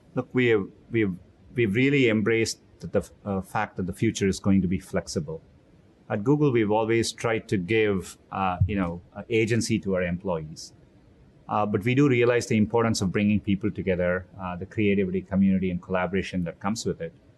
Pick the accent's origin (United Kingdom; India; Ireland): India; Chennai, Tamil Nadu; moved away as an adult; also born or lived in Mountain View, California; now in United States; I grew up in Chennai, India